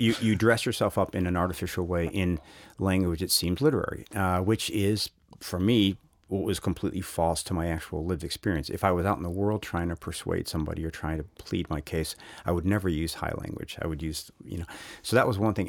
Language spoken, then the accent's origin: English; United States; as an American